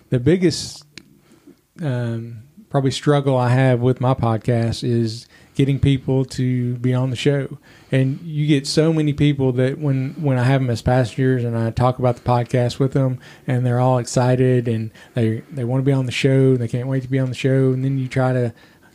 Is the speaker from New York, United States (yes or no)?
no; Bowling Green, Kentucky, United States; also born or lived in Evansville, Indiana / Tampa, Florida / Henderson, Kentucky; I grew up here in Bowling Green.